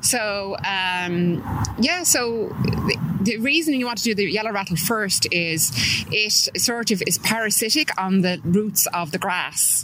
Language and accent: English; Dublin, Leinster, Ireland; moved away as an adult; also born or lived in California, United States; I'm from Drumcondra and mm-hmm. I'm back living there now after living in America for 25 years oh, in California